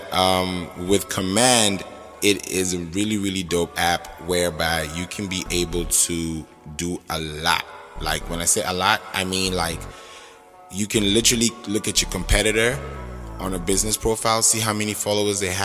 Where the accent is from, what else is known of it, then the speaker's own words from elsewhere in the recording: Kenya; moved away as an adult; also born or lived in Nigeria; now in United States; I was born in Nigeria, but I grew up in Kenya